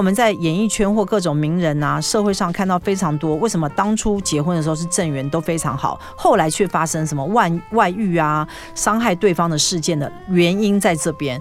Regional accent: Taiwan; 我们中国人，就亚洲人啦，哈，台湾人

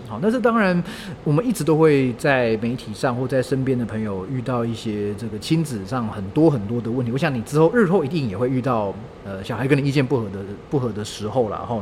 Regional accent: Taichung, Taiwan; moved away; 我老家在台中嘛

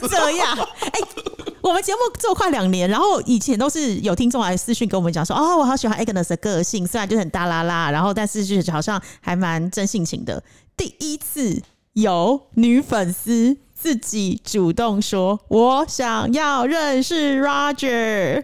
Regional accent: Taiwan; now in Cambodia; 毕竟我是台湾人

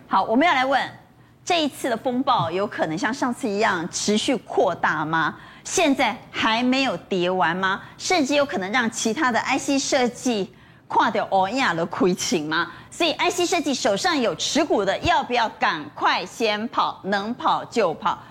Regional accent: Taiwan; 我们台湾人退出之后

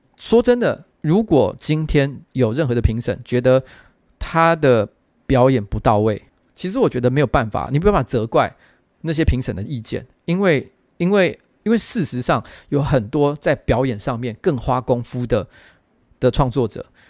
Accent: Taiwan

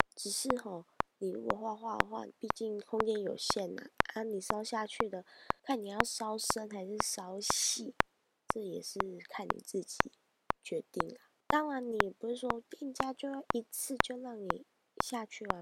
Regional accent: northern Taiwan, Taiwan; 因为我是北部人

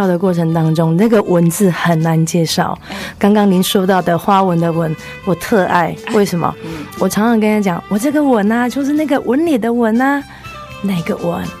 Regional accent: Yunlin County, Taiwan; 是，我是云林人。

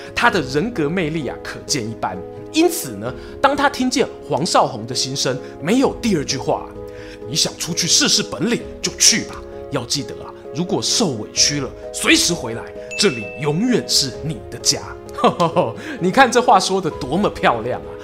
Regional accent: Taiwan; 我作为台湾人呢

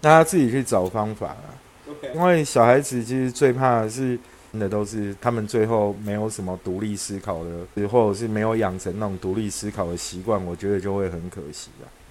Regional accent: Taipei, Taiwan; 我小时候在宁夏路那边念小学

